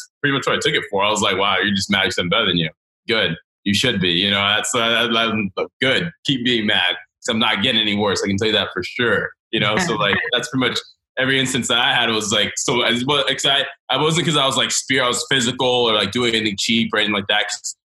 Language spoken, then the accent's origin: English; the South, United States; and even growing up in the South with roller hockey